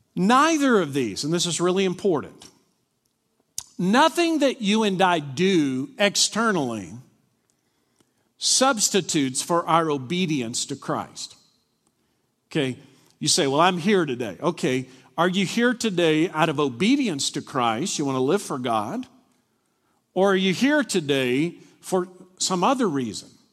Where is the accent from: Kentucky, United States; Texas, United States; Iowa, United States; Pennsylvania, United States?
Kentucky, United States; Glasgow; moved away; I grew up in Glasgow, Kentucky